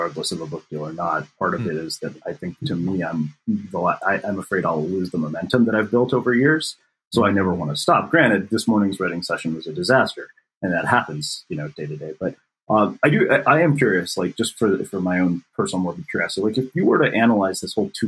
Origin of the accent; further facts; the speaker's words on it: Texas, United States; I grew up in Texas where if you play football and you're a scrawny Indian kid